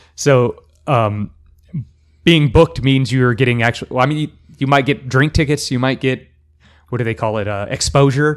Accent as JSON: {"language": "English", "town": "El Paso", "region": "Texas", "country": "United States", "moved": "as an adult", "lives_now": "Central Texas, United States", "said": "I am from El Paso"}